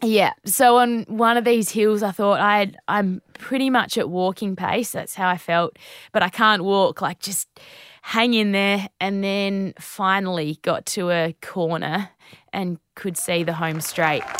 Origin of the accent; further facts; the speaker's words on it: Naracoorte, South Australia, Australia; Narracourt, uh, Narracourt. That's my hometown